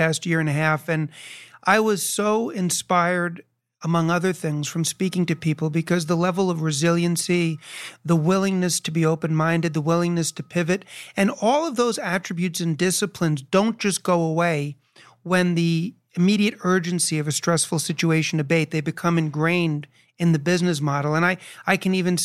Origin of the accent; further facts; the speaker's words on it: New York, United States; moved away; I haven't lived in New York for a while, but I was born and raised in New York